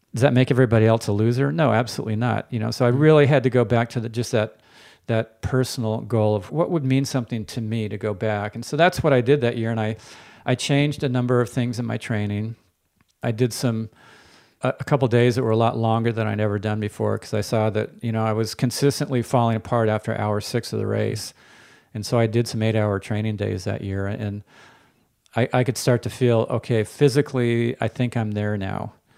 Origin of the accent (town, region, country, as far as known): Palo Alto, California, United States; born or raised there